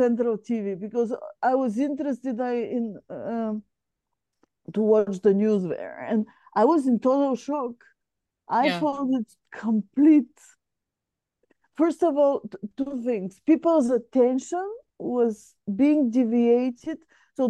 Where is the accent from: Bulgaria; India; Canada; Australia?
Bulgaria; moved away as an adult; So I come from, my home country is Bulgaria